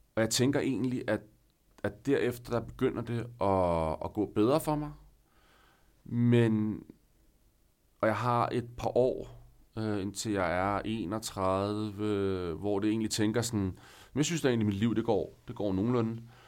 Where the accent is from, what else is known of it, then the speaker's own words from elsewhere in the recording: northern Denmark, Denmark; moved away as an adult; now in Copenhagen, Denmark; i byen op nordpå, hvor jeg er fra